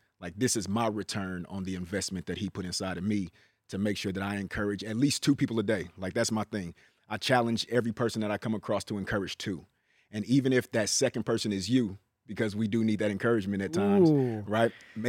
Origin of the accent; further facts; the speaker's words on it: Richmond, California, United States; So although I'm from Richmond, I am the Bay.